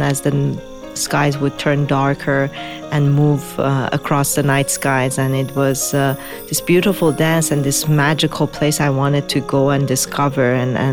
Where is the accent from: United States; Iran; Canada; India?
Iran; Tehran, Tehran Province; moved away; also born or lived in Mashhad, Iran; I was born in Mashhad, the second largest city, but then moved to Tehran and grew up in Tehran